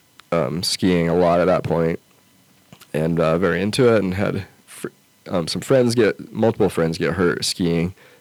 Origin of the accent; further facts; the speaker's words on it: outside of Salt Lake City, Utah, United States; now in Lander, United States; I grew up in outside of Salt Lake City, and so I had the Wasatch Mountains right there.